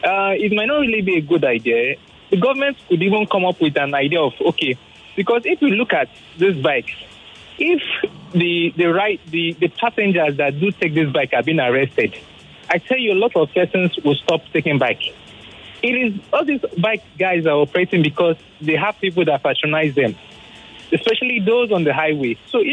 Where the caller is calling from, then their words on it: Ikeja, Lagos, Nigeria; I'm calling from Ikeja.